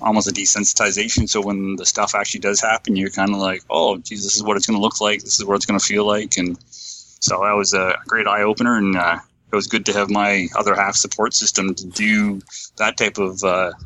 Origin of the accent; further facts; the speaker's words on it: London, Ontario, Canada; born and raised in London, Ontario